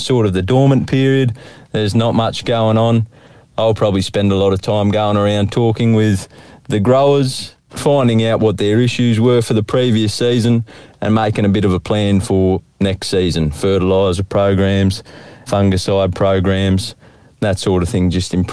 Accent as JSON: {"language": "English", "town": "Benalla", "region": "Victoria", "country": "Australia", "tie": "born or raised there", "said": "I grew up in Benalla there"}